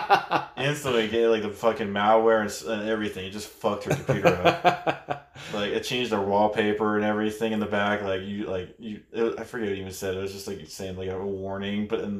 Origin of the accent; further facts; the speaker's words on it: California, United States; In Bay Area